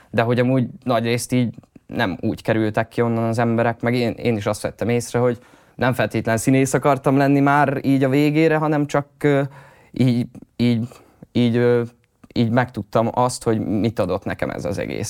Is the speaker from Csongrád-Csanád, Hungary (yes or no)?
yes; Hódmezővásárhely, Csongrád-Csanád, Hungary; also born or lived in Szentes; now in Budapest, Hungary; Ott születtem igazából, ott nőttem fel